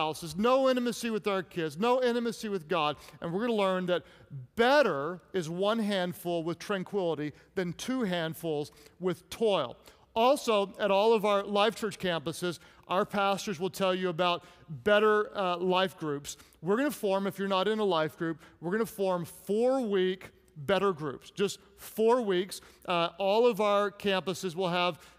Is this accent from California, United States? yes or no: no; Oklahoma, United States; I'm from Oklahoma